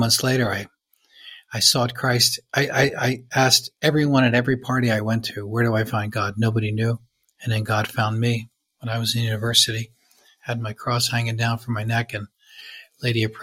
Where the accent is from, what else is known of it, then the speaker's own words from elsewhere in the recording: United States; I'm from the States.